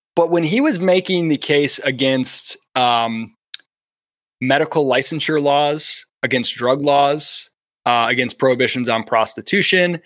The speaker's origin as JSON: {"language": "English", "region": "Michigan", "country": "United States", "tie": "born or raised there", "said": "I was born in Michigan and I grew up watching the Lions as a kid"}